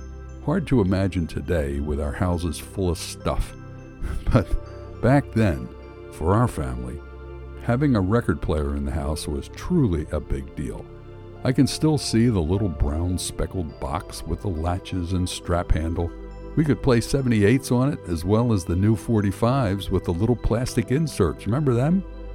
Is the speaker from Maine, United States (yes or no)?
no; Philadelphia, Pennsylvania, United States; As a kid, growing up in North Philly in the early 50s